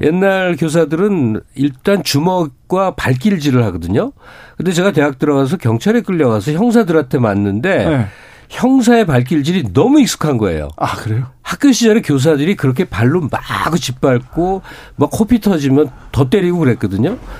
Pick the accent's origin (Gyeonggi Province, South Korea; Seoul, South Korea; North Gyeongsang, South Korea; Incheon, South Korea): Seoul, South Korea; 저는 서울에서 나고 자랐기 때문에